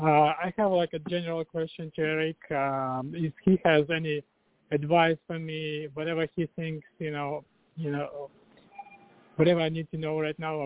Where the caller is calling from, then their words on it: Virginia Beach, Virginia, United States; I'm calling from Virginia Beach.